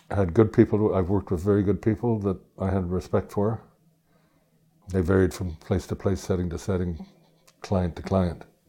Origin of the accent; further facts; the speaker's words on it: Toronto, Ontario, Canada; I grew up near the Scarborough Bluffs